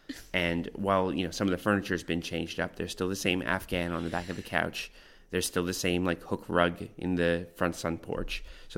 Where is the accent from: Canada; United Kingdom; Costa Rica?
Canada; also born or lived in North Vancouver; I grew up in lots and lots of places all across Canada. Mm-hmm. I was originally born in North Vancouver, Lionsgate Hospital, and both my parents were living there at the time.